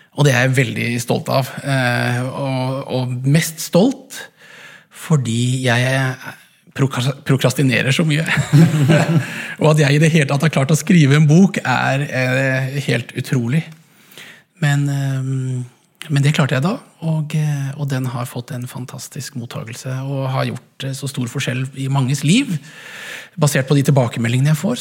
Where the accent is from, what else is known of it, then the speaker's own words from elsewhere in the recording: Langesund, Telemark, Norway; moved away; also born or lived in Haugesund / Edinburgh; jeg kom fra Langesund